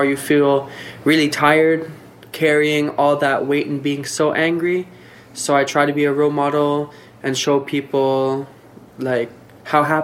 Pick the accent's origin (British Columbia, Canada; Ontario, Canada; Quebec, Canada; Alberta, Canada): Quebec, Canada; Gaspé; also born or lived in Montreal; now in Nunavik, Canada; I'm from the Gaspé. I moved to Montreal to further my education.